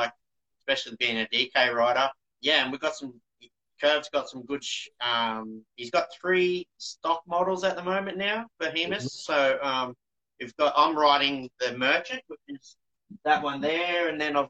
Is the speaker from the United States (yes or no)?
no; New South Wales, Australia; So I grew up at a little town south of D-Bar when I was a grommet.